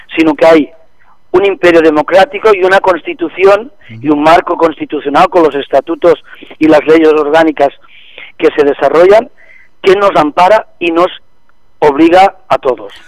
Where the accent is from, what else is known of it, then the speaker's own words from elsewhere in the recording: Catalonia, Spain; somos catalanes